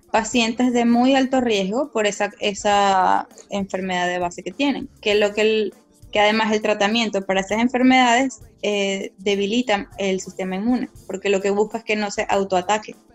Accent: Venezuela; moved away; te digo como venezolana

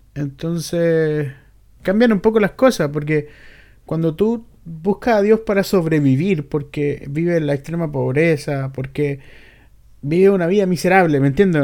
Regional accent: Chile

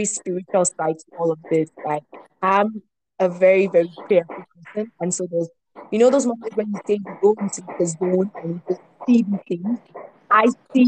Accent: Bafut, Northwest Region, Cameroon; also born or lived in Rome; now in Kigali, Rwanda; I'm a Bafu girl

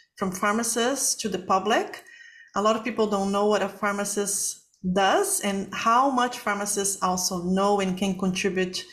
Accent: Brazil; moved away; I'm from Brazil

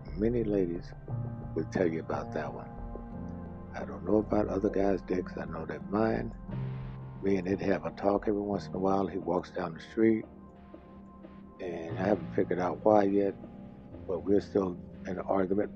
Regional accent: Mississippi, United States; accent: southern; it used to shock everybody when I told them I was from Mississippi. I did get the uh, hint of southern accent I have

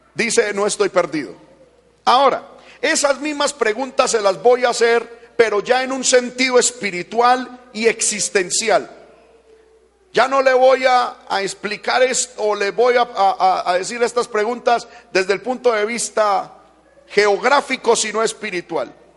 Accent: Paisa, Antioquia, Colombia; como paisa que soy

